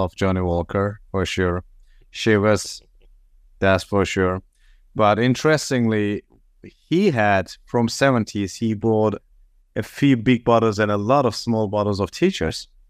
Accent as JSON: {"language": "English", "country": "Turkey", "also_born_or_lived": "San Francisco, United States", "moved": "as an adult", "lives_now": "Los Angeles, United States", "said": "I'm from Turkey. I moved to the States a little bit more than six years ago."}